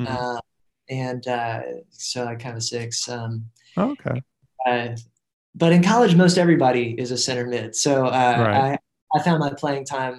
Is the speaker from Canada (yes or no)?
no; Greensboro, North Carolina, United States; I grew up in Greensboro, North Carolina